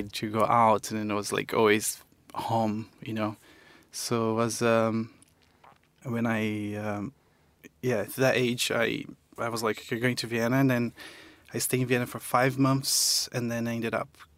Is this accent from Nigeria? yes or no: no; Campo Grande, Mato Grosso do Sul, Brazil; also born or lived in Eldorado, Mato Grosso do Sul; I actually was born in Eldorado, which is in Mato Grosso do Sul, in the border with Paraná. So I was born there, and then I grew up in Campo Grande, Mato Grosso do Sul, which is the capital